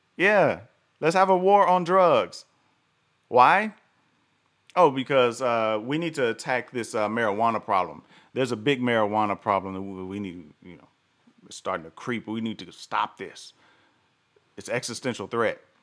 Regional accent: the South, United States; I live in the South. I grew up in the South

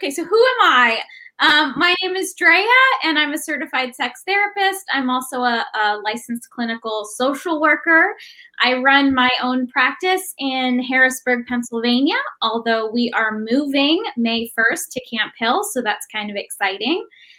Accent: Papua New Guinea; moved away as an adult; So I grew up in a really conservative evangelical Christian community. I grew up in Papua New Guinea. So I was there for the first 18 years of my life.

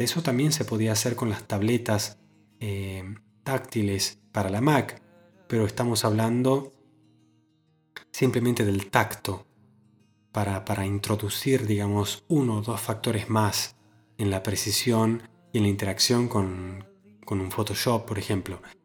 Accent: Argentina; en mi ciudad natal, en Argentina

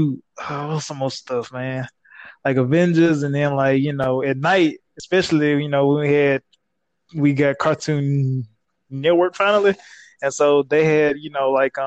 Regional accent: Laurel, Mississippi, United States; moved away as an adult; now in Mississippi Gulf Coast, United States; born and raised in Laurel, Mississippi

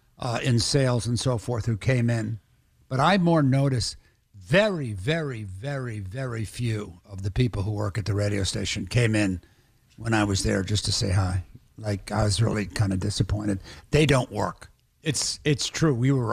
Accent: New York, United States; moved away; also born or lived in Boston / Miami; I'm not a Bostonian. I'm not. I grew up in New York.

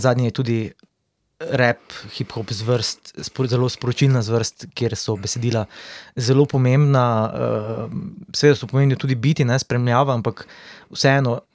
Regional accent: Slovenia; smo Slovenci malo zaostanku

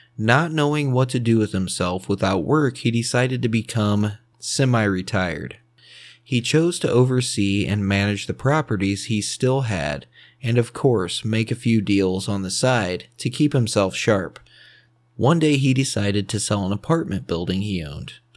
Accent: Fort Wayne, Indiana, United States; Fort Wayne, Indiana, which is where I'm from

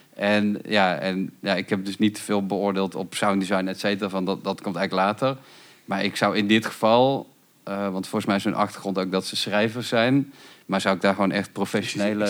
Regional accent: North Brabant, Netherlands; ik kom uit Brabant en dat was dan allemaal rond Rosmalen en Autotron

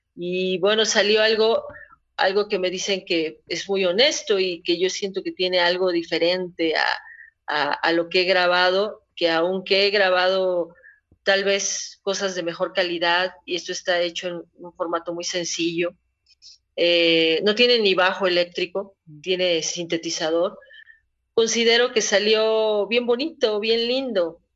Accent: Puebla, Mexico; como poblana

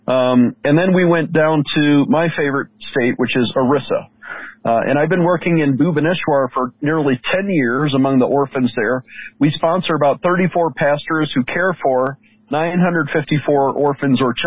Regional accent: Buffalo, New York, United States; I'm from New York. I was born and raised in Buffalo

